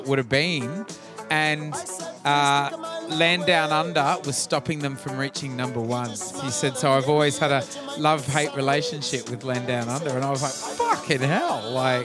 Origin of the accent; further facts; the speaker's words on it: Australia; I'm from Australia